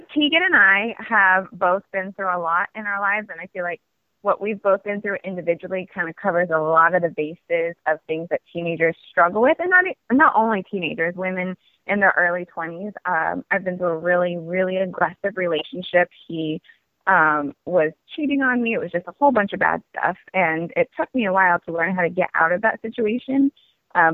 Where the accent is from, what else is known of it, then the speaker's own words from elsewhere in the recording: California, United States; born there; also born or lived in Germany / Hong Kong / Oregon / Washington; now in Los Angeles, United States; but I've lived all over. Germany, Hong Kong, California. Originally, I was born in California. Also, Oregon, Washington, and New York.